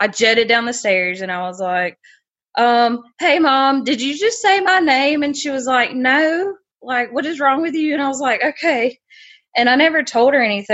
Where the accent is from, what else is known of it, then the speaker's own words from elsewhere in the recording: South Carolina, United States; accent: Southern; I'm from South Carolina